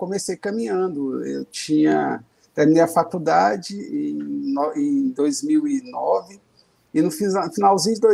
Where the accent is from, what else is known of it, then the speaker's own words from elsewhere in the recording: Brasília, Federal District, Brazil; É, sim, eu sou de Brasília, né, tenho 48 anos, sou servidor público